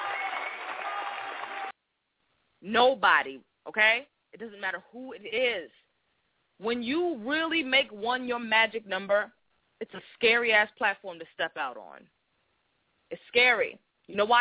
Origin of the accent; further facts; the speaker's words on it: Boston, Massachusetts, United States; I was from Boston